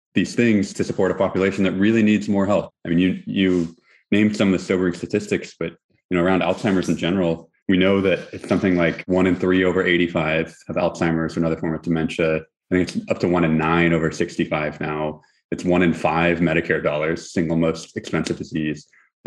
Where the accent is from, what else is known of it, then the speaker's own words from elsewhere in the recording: Houston, Texas, United States; now in Berkeley, United States; I'm from Houston, Texas, originally, and really feel like a Texan